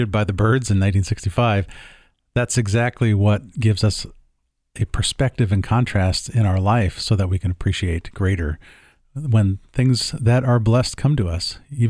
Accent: San Diego, California, United States; moved away; I grew up with you in San Diego, and all through high school, you could wear shorts every day

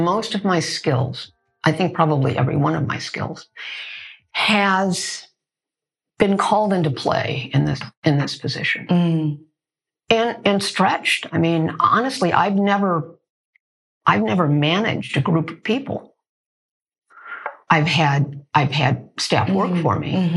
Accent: Chicago, Illinois, United States; moved away as an adult; now in Los Angeles, United States; Growing up in Hyde Park

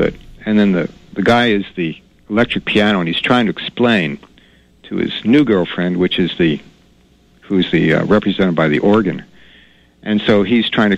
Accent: New York, United States; also born or lived in Denver; now in Maine, United States; I grew up in New York

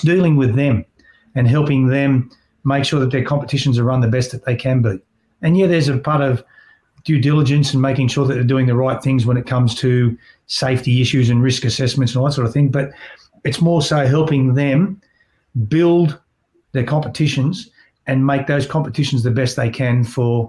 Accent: Sydney, New South Wales, Australia; I grew up in Canley Heights, Parramatta District

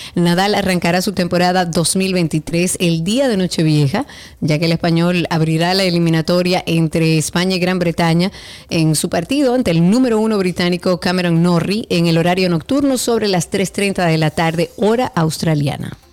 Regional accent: Dominican Republic; nosotros como dominicanos

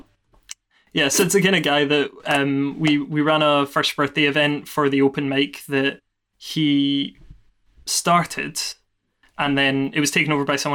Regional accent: Glasgow, Scotland, United Kingdom; growing up in Glasgow

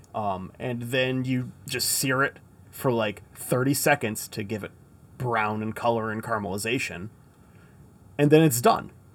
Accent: Michigan, United States; I'm from Michigan

